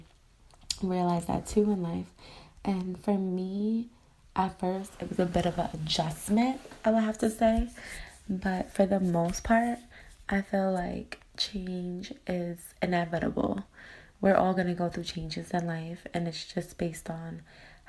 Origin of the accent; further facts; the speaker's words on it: New York, United States; moved away as an adult; now in Los Angeles, United States; I am born and raised in New York, which I love, proud to be from there. But now I am currently living in Los Angeles, California